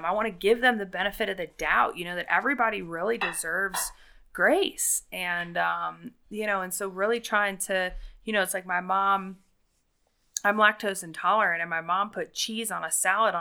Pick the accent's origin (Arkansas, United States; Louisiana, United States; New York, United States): Louisiana, United States; the South; we're from the South